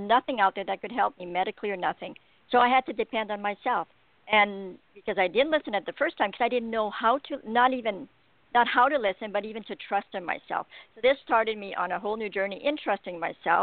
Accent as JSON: {"language": "English", "region": "Alberta", "country": "Canada", "said": "I'm from Alberta, Canada"}